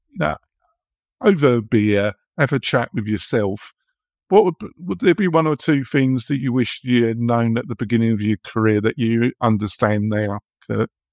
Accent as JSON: {"language": "English", "region": "England", "country": "United Kingdom", "moved": "as an adult", "lives_now": "United States", "said": "I'm English, never guess, would you? Um, and I've been living in America, but I lived in England for forty years"}